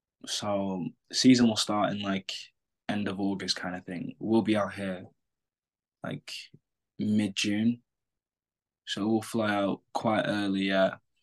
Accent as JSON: {"language": "English", "region": "England", "country": "United Kingdom", "lives_now": "United States", "said": "So kids are coming the same way I come from England, the same way a winger's coming from France"}